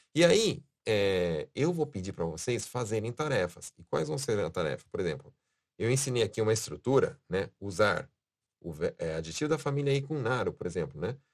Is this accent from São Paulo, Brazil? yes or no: yes; São Paulo, Brazil; now in Japan; eu sou de São Paulo, né? Na minha vida sempre foi falado pernilongo